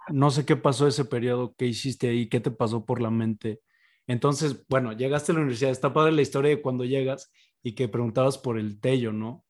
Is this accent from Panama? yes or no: no; Mexico; uno como, como mexicano